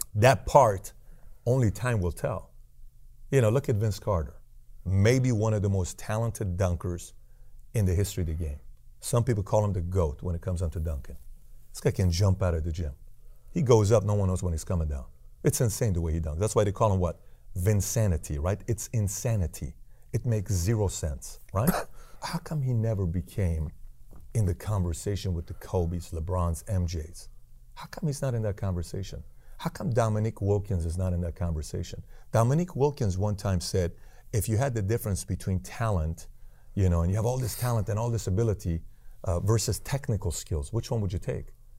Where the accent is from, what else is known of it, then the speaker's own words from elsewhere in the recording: Iran; moved away; I'm from Iran